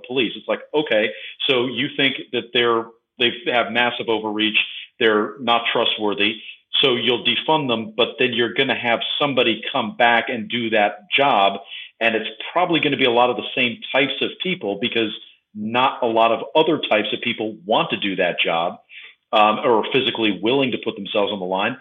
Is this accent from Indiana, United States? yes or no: no; New York City, New York, United States; moved away as an adult; now in Los Angeles, United States; I was raised in New York City. I was a lifelong New Yorker until I abandoned it for